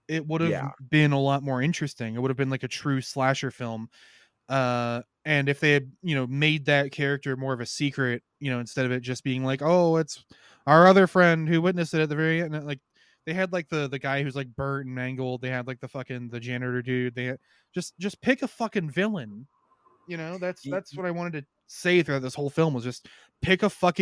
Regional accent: Ohio, United States; I'm white and from Ohio

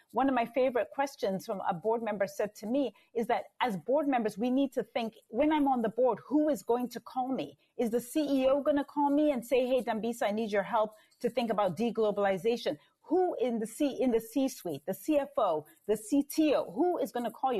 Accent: Zambia; born and raised in Zambia

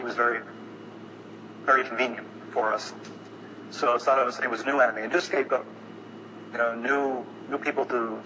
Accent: Chicago, Illinois, United States; born or raised there

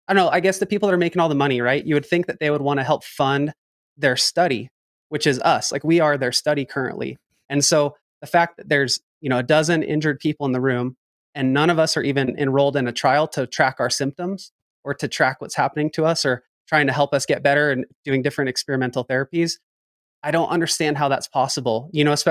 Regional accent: Northern California, United States; now in Boise, United States; I'm from Boise, Idaho, or I live here now, but I'm from Northern California

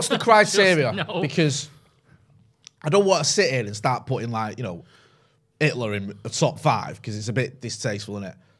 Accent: Partington, North West England, United Kingdom; also born or lived in Sale; I didn't live there, I just lived in Sale. Not that there's anything. I grew up in Partington

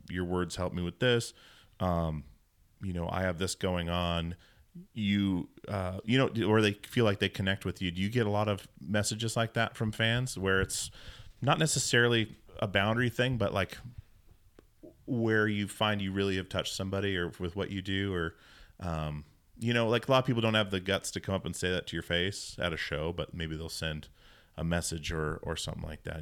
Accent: Alaska, United States; I grew up in a Mormon household in Alaska

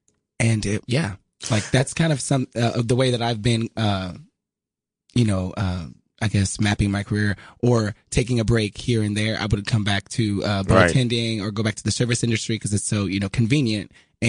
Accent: Xenia, Ohio, United States; moved away as an adult; also born or lived in Nashville, Tennessee / Dayton, Ohio / New York; Yes, as you said, I'm originally from Ohio. Xenia is where I grew up. I was born in Nashville, Tennessee, moved to Ohio, Dayton, Xenia, and I moved to New York when I was 18 to study musical theater at AMDA.

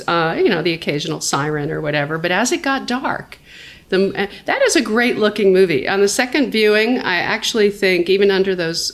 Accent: New York City, New York, United States; now in Los Angeles, United States; I'm a New Yorker. I started out here. I grew up in Puerto Rican Harlem on 110th Street and Columbus Avenue

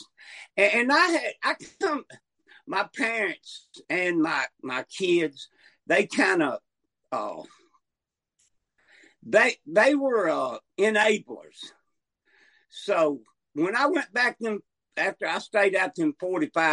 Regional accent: North Alabama, United States; also born or lived in Montgomery, Alabama; I'm from North Alabama, but I'm in South Alabama, Montgomery.

